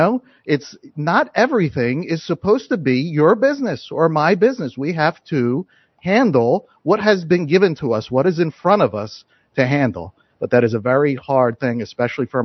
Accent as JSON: {"language": "English", "country": "United States", "said": "I am an American"}